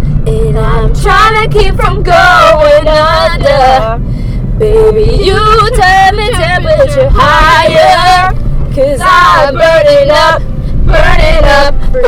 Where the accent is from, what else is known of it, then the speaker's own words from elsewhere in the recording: West Virginia, United States; moved away; I'm from West. I was born West Virginia.